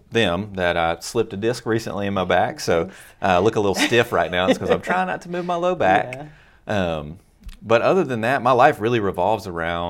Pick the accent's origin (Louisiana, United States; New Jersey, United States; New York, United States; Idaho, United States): Louisiana, United States; Monroe; But yeah, I'm a Northeast Louisiana boy, born and raised in Monroe and West Monroe, and a little stint in Ruston for college, and now I'm back, still doing ministry here.